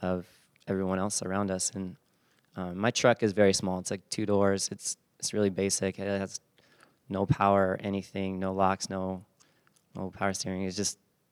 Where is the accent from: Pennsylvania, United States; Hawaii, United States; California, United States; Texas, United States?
California, United States; San Bernardino; also born or lived in Fullerton; I grew up in San Bernardino